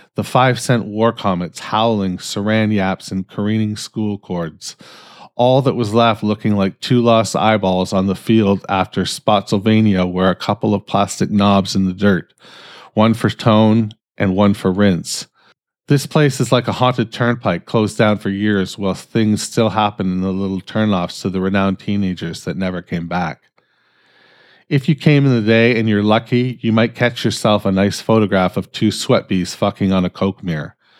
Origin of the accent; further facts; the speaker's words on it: Canada; I'm fucking Canadian